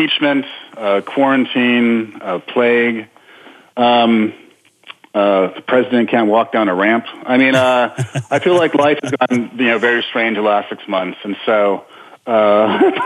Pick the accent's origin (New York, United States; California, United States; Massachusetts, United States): New York, United States; New York City; walk around my hometown